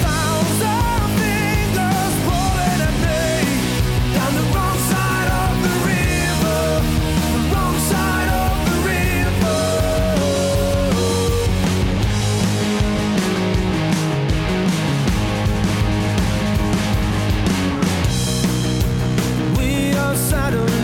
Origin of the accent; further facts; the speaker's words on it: Wisconsin, United States; moved away; Wisconsin, which is my hometown